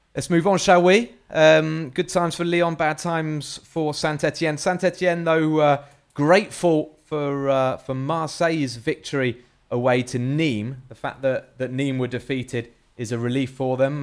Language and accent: English; England, United Kingdom; I'm English